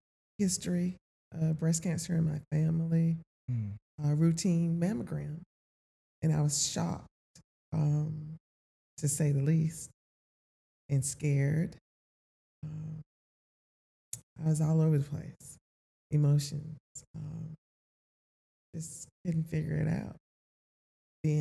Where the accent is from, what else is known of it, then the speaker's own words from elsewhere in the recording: North Carolina, United States; moved away as an adult; I'm not from this area. I'm from North Carolina, okay. But I lived here for 24 years